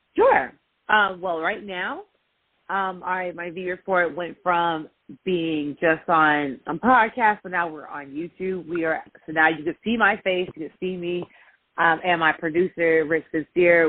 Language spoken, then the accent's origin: English; New York, United States; I'm from Northeast, so I'm from New York